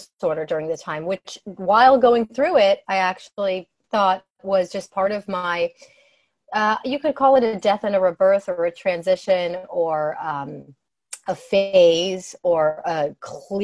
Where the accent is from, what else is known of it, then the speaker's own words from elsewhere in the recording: New Jersey, United States; I grew up in New Jersey